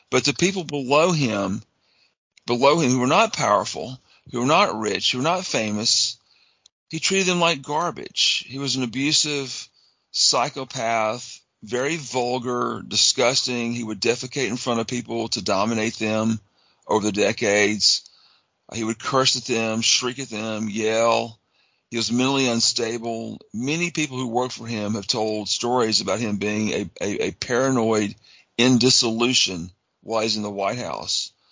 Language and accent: English; Tuscaloosa, Alabama, United States; moved away as an adult; now in Texas, United States; I'm from Tuscaloosa, Alabama originally